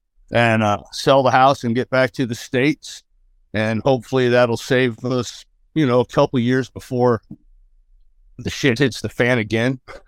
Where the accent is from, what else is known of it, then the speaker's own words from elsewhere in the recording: Scotland, United Kingdom; I'm already Scottish.